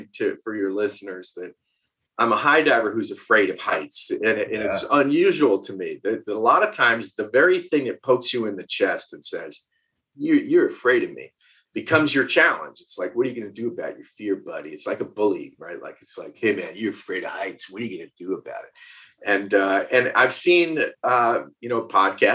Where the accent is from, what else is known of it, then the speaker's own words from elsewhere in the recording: Westchester, New York, United States; moved away as an adult; also born or lived in West Virginia; now in Asheville, United States; I grew up in Westchester, New York. Born and raised there